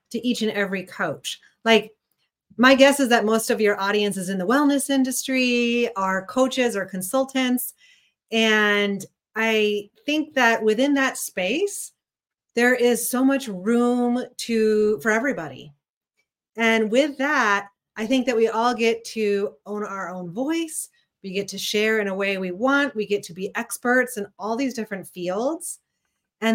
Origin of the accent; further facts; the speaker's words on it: Missouri, United States; moved away as an adult; also born or lived in San Francisco; now in Chicago, United States; I'm a Midwestern gal at heart. I grew up in Missouri, but when I was 18